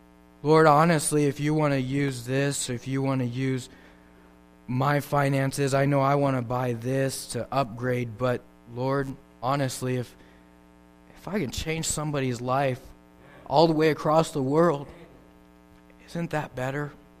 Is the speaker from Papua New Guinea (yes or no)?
yes; Papua New Guinea; It's amazing to me growing up in New Guinea how that people that didn't have anything, the minimum wage there in New Guinea is $1 an hour.